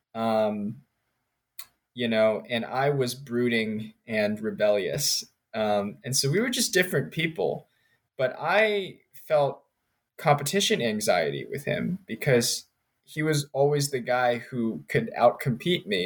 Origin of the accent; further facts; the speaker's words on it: United States; also born or lived in Richmond, Virginia / Princeton, New Jersey / Maryland / North Carolina; So I grew up in Richmond, Virginia, and Princeton, New Jersey. Um, I was born in Maryland